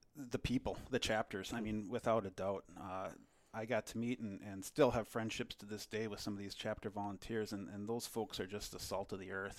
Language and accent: English; Delano, Minnesota, United States; I grew up in Delano, Minnesota, uh, just, uh, west of the Twin Cities